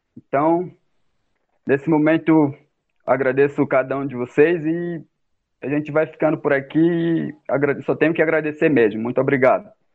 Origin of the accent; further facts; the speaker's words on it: São Gabriel da Cachoeira, Amazonas, Brazil; moved away; minha etnia Baniwa, sou, sou indígena e sou de Samora da Cachoeira